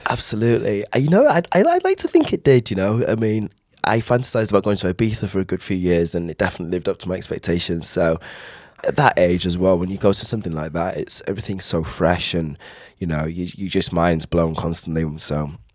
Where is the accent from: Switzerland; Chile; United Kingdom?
United Kingdom; Caernarfon, Wales; also born or lived in Southampton / Beaumaris, Anglesey / Bontnewydd; I was born in Southampton, and then my mother she decided she wanted to raise me in, with her family in Wales